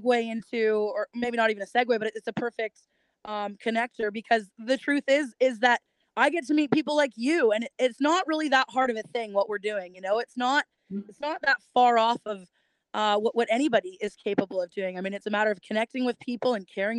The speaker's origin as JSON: {"language": "English", "town": "Kelowna", "region": "British Columbia", "country": "Canada", "tie": "born or raised there", "also_born_or_lived": "Georgia", "moved": "as an adult", "said": "growing up in Canada, in a small little town of Kelowna, British Columbia"}